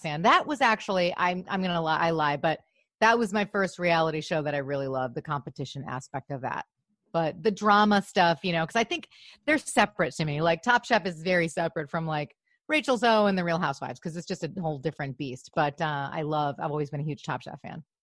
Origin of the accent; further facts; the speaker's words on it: Grosse Pointe, Michigan, United States; also born or lived in Los Angeles; now in Glendale, United States; I'm from Michigan